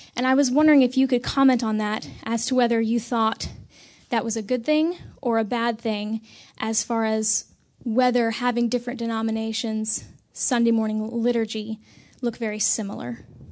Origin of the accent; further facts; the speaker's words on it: Selma, North Carolina, United States; I'm from Selma, North Carolina, which is about an hour south of here.